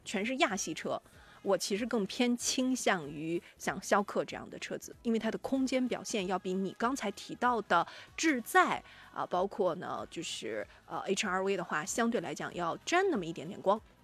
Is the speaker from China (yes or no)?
yes; China; 我们中国人